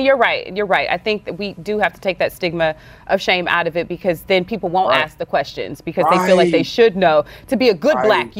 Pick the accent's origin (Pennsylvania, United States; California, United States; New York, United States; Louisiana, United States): Louisiana, United States; I'm from the Southern. I'm Southern. I'm from Louisiana. You know, right. Southern Bible Belt